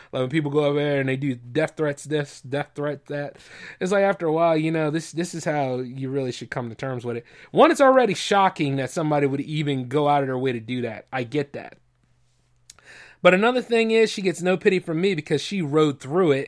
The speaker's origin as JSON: {"language": "English", "country": "United States", "said": "I'm an American, man. Always an American first"}